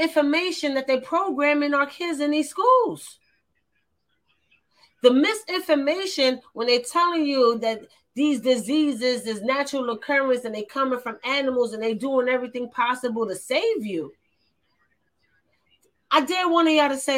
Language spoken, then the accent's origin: English; New York, United States; I'm from New York